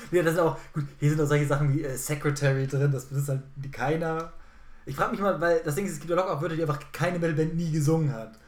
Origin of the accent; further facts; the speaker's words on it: Germany; als Deutscher